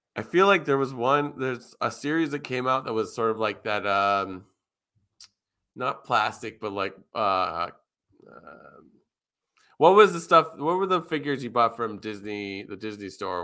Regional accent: Toronto, Ontario, Canada; I come from Toronto

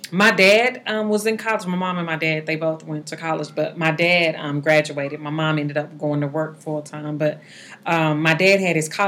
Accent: Dallas, Texas, United States; also born or lived in Arlington, Texas; now in Mansfield, United States; I grew up in Dallas, Texas. I live in uh, Mansfield now. We've been out here um, for about 15 years.

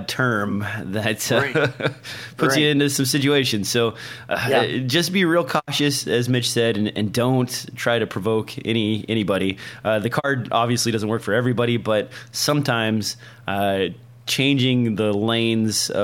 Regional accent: Nebraska, United States; In my home state in Nebraska

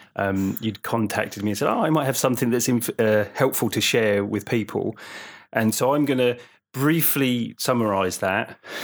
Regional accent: Suffolk, East of England, United Kingdom; I lived in Suffolk, growing up in Suffolk

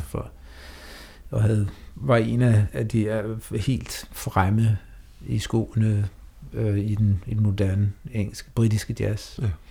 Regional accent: Denmark; man som dansker skal udtrykke sig på engelsk

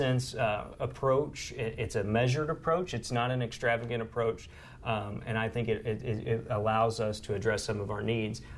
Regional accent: Southeast Missouri, United States; I grew up in Southeast Missouri

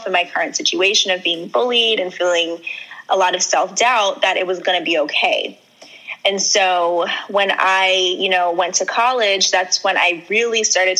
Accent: Long Island, New York, United States; also born or lived in Trinidad and Tobago (ancestry); And I'm from Long Island, New York. I grew up in Long Island majority of my life.

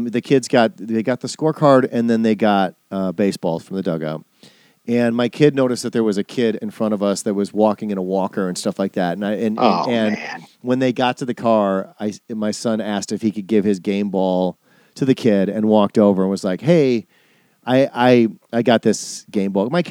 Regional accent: Wisconsin, United States; I'm from Wisconsin.

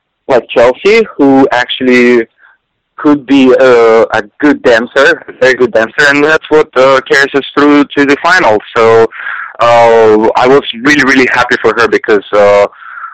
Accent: Siberia, Russia; moved away; I was growing up in Siberia

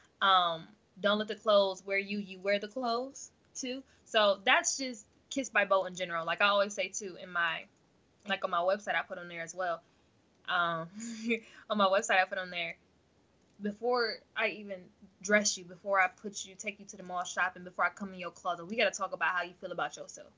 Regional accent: Akron, Ohio, United States; also born or lived in Chicago

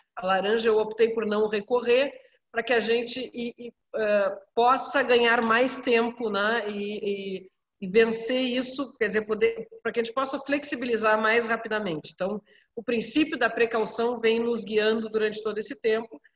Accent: Pelotas, Rio Grande do Sul, Brazil; Nós somos a capital nacional do, do doce

